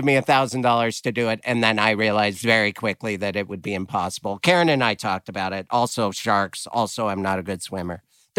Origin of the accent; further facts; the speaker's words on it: Missoula, Montana, United States; moved away; My hometown, Missoula